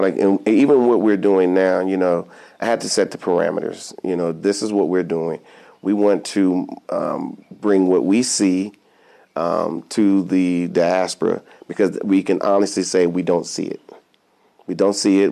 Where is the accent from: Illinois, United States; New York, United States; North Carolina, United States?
North Carolina, United States; Fayetteville; also born or lived in Augusta, Georgia; I was born in Augusta, Georgia, but I, I was raised in um, in Fayetteville, North Carolina